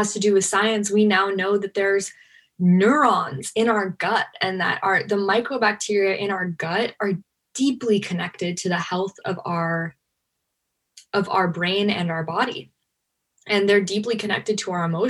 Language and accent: English; Los Angeles, California, United States; I grew up in Hollywood